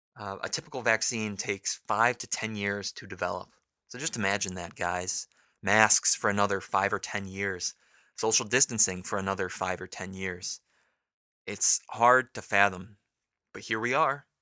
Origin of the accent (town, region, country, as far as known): United States